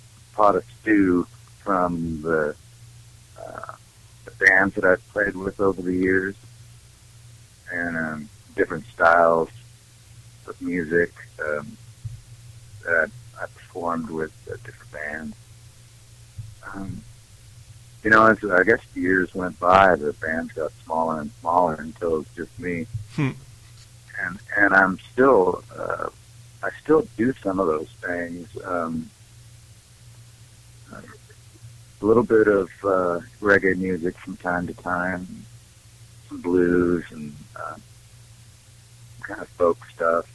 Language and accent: English; Great Falls, Montana, United States; also born or lived in Billings, Montana; now in Fort Collins, United States; I grew up more in Great Falls, Montana, which is more central Montana out on the plains